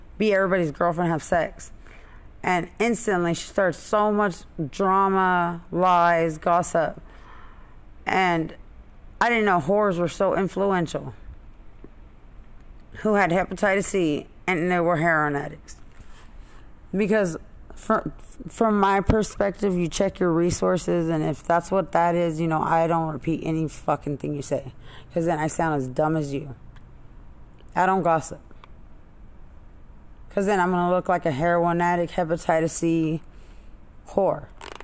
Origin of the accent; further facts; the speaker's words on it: Lubbock, Texas, United States; I'm from Lubbock